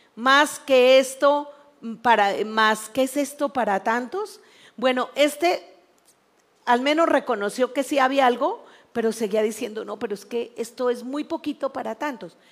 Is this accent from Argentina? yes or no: no; Mexico; Algo que tenemos que aprender como país mexicano